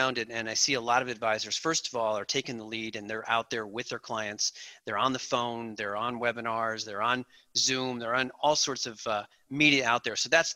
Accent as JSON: {"language": "English", "area": "outside of Chicago", "region": "Illinois", "country": "United States", "tie": "born or raised there", "said": "I grew up outside of Chicago"}